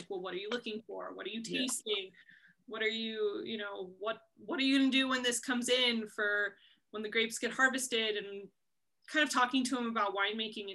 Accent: Forestville, California, United States; I was born and raised in Forestville, which of course is right in the heart of the Russian River Valley

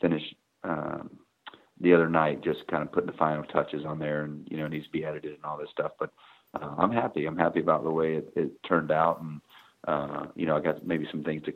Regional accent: Atlanta and Tampa Bay, hometown near Florida State, United States; born or raised there

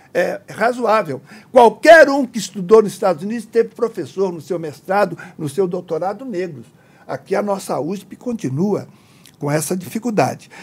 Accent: Minas Gerais, Brazil; eu sou de Minas Gerais, essa expressão é de lá

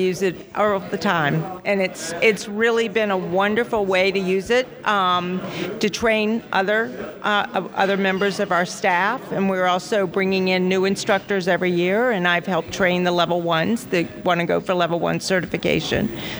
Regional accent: Pennsylvania, United States; We're from Pennsylvania.

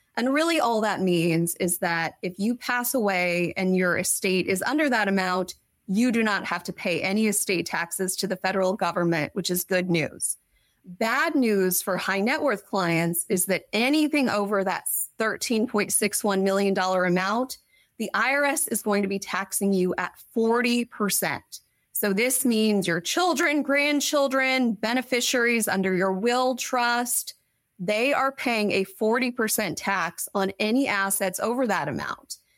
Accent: Kansas City, United States; moved away as an adult; also born or lived in Washington, D.C.; now in Sacramento, United States; born and raised in Kansas City

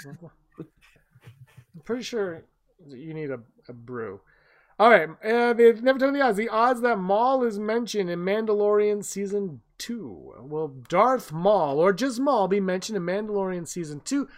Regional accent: Canada; we're Canadian

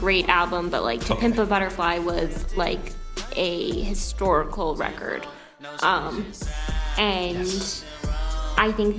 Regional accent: Ireland; I am Irish

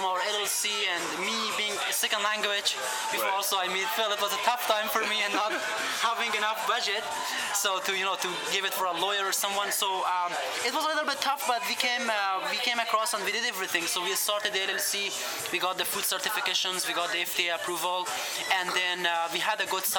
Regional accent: Afghanistan; moved away as an adult; now in Chicago, United States; I was raised and born in Afghanistan. I came to Chicago 3.5 years ago.

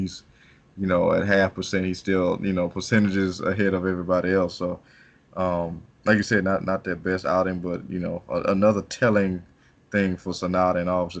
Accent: United States; As an American

